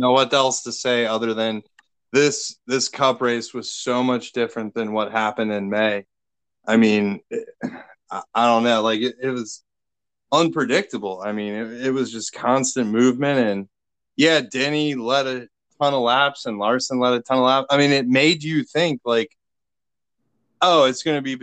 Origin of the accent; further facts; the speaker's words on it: United States; as an American